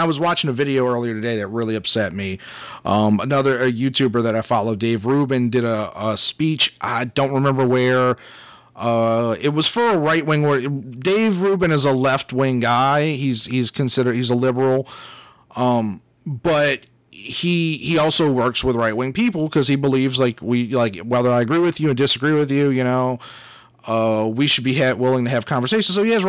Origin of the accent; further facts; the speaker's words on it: Louisiana, United States; And, like, look, we're We're from Southern Louisiana.